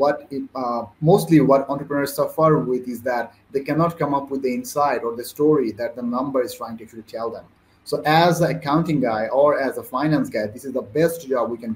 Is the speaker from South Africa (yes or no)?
no; Bangladesh; I'm from Bangladesh